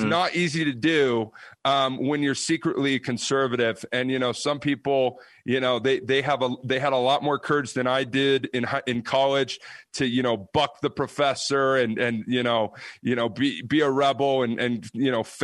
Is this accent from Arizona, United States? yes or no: no; Mississippi, United States; now in Utah, United States; I grew up in Mississippi